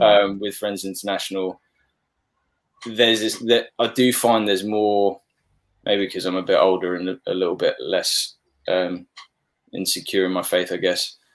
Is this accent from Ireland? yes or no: no; Papua New Guinea; moved away; growing up in Papua New Guinea.